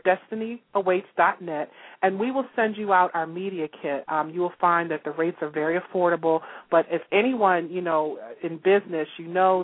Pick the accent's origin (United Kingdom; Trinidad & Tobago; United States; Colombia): United States; Baltimore, Maryland; we're both from Baltimore, Maryland